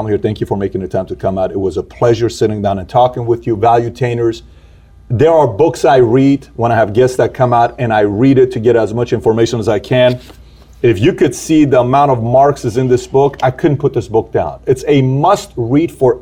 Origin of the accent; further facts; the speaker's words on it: Iran; now in United States; I'm here from Iran